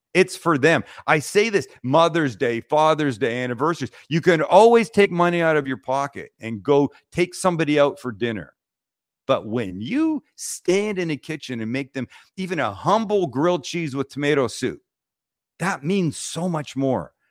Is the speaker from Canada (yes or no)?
yes; Vancouver, British Columbia, Canada; we're from Vancouver, Canada